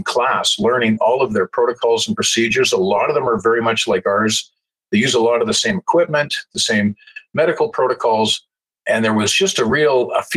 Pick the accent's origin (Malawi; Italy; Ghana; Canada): Canada; Calgary, Alberta; I grew up in the Jewish community in Southwest Calgary